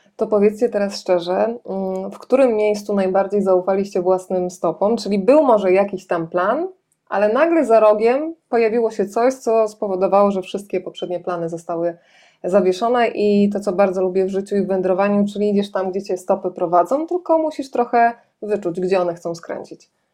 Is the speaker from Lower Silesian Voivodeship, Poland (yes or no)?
yes; Lower Silesian Voivodeship, Poland; sama Miedzianka jest kilkanaście kilometrów od mojego rodzinnego miasta